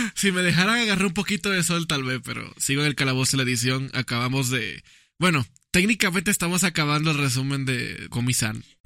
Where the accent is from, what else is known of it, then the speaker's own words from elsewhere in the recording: Dominican Republic; Yo soy de República Dominicana.